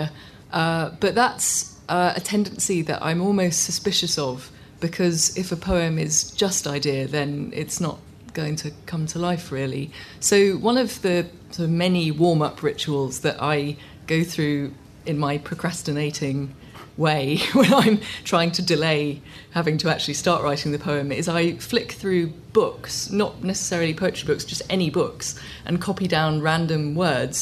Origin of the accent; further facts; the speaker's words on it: Hong Kong; growing up in Hong Kong and hearing my mum speaking a language, Cantonese, which I couldn't, except in smatterings, understand